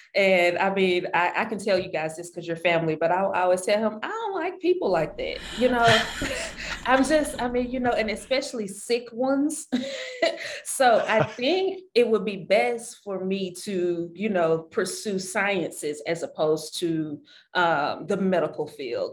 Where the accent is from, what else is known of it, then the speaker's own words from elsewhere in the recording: Shreveport, Louisiana, United States; moved away; I was born and raised in Shreveport, Louisiana.